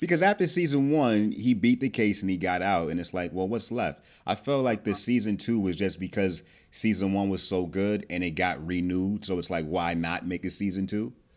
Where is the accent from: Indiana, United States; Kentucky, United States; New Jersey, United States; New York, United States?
New Jersey, United States; I'm from Jersey